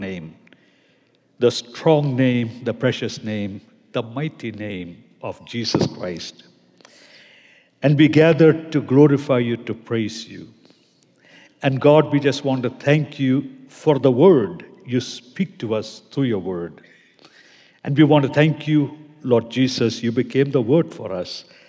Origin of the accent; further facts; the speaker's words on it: Kerala, India; I would be heading back to my home state, Kerala, in India